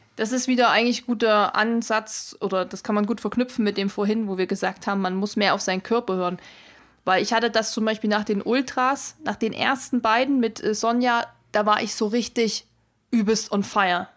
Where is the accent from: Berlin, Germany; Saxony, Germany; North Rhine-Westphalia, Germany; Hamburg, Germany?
Saxony, Germany; Erzgebirge; bei mir in meiner Heimat, wo ich herkomme, im Erzgebirge